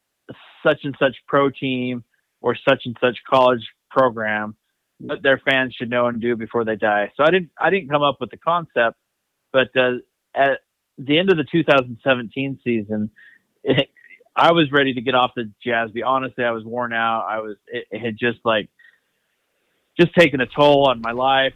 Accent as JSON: {"language": "English", "town": "Salt Lake City", "region": "Utah", "country": "United States", "tie": "born or raised there", "also_born_or_lived": "Kearns, Utah", "said": "I grew up in Salt Lake and out in Kearns"}